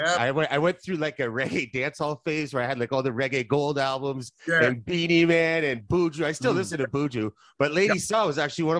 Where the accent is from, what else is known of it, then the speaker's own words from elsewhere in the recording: Tri-Cities, Ontario, Canada; We're from the Tri-Cities as well.